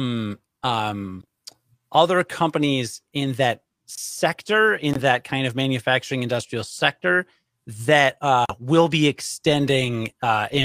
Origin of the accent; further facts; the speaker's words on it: Rockford, Illinois, United States; I grew up in Rockford